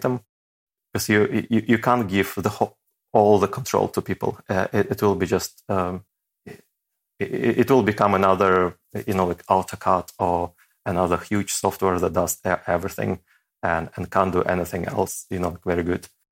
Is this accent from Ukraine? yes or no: yes; Ukraine; moved away as an adult; also born or lived in Saint Petersburg, Russia; I wasn't able to find a job, uh, back in my home country